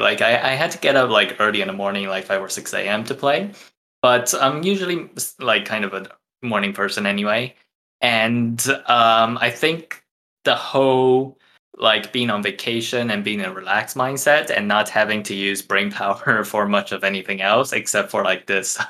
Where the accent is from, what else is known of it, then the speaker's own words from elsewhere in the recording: Taiwan; first language Mandarin; English is a second language; moved away as an adult; now in Chicago, United States; I'm from Taiwan, so it's Mandarin.